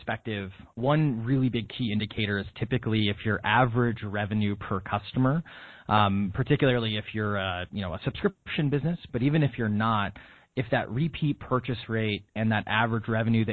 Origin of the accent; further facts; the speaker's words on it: Wisconsin, United States; moved away as an adult; also born or lived in Illinois / Washington, D.C.; now in Boston, United States; I'm from Wisconsin, so I'm from a town with more cows than people